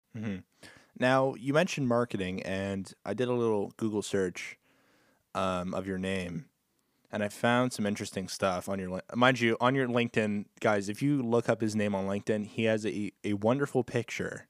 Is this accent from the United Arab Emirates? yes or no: no; Canada; I'm Canadian